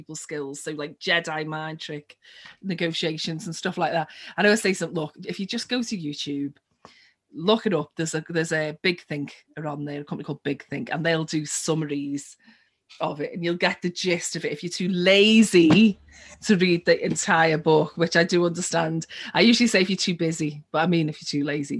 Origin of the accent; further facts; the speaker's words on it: Liverpool, North West England, United Kingdom; my hometown, Liverpool